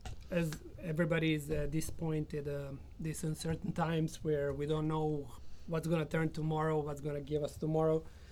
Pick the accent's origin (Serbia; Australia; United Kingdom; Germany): Serbia; moved away as an adult; now in Space Coast, Florida, United States; I come from Serbia